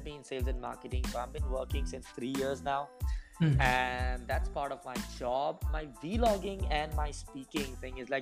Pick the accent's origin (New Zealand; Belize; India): India; I'm from India.